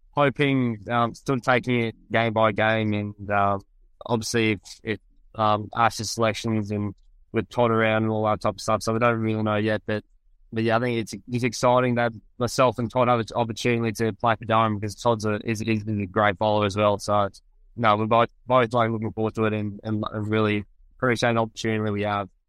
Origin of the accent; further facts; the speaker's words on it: Gold Coast, Queensland, Australia; moved away as an adult; I grew up on the Gold Coast in the, back home in Australia, in Queensland